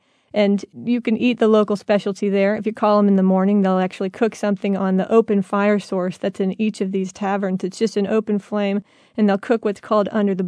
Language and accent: English; Midwest, United States; We're from the Midwest, and we'll eat anything pretty much.